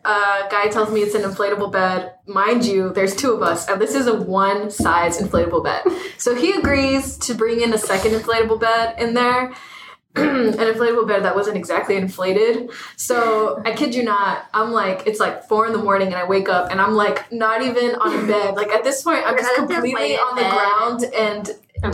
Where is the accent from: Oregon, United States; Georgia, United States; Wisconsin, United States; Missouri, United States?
Georgia, United States; moved away; I'm from Georgia